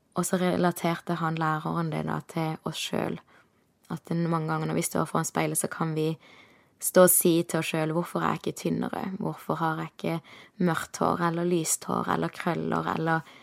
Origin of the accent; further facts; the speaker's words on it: Kristiansand, Agder, Norway; moved away as an adult; hadde jeg nesten ikke vært hjemme i Kristiansand